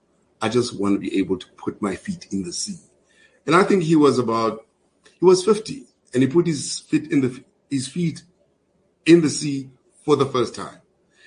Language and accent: English; Springs, Gauteng, South Africa; also born or lived in Cape Town; So I grew up in Springs.